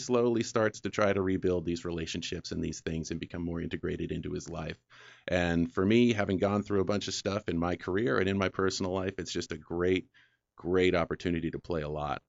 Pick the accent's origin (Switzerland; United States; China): United States; New England; moved away; And, you know, growing up in New England, everything gets all rusty and falls apart. So there aren't really a lot of classic cars on the road. So when I came out here